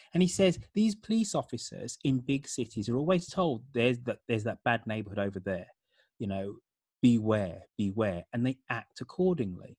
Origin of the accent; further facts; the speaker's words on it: United Kingdom; moved away as an adult; also born or lived in San Francisco Bay Area; now in San Francisco, United States; being British and growing up in the seventies, eighties, and nineties